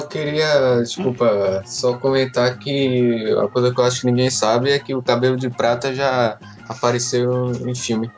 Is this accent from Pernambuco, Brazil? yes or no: yes; Recife, Pernambuco, Brazil; eu sou recifense